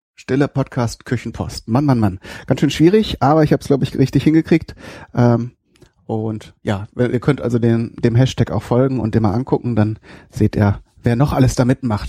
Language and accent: German; North Rhine-Westphalia, Germany; bei uns in Westfalen